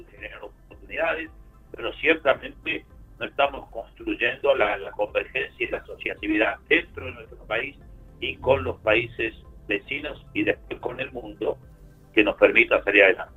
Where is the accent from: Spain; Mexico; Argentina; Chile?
Argentina